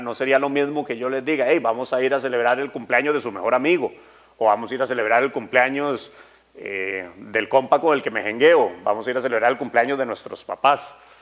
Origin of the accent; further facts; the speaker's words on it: Costa Rica; yo nací aquí en Costa Rica y crecí, así, cuarenta y tantos años